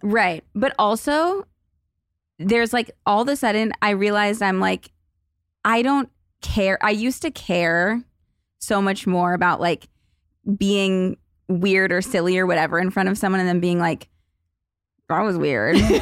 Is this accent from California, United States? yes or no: yes; Los Angeles, California, United States; I was in, like, the suburbs of L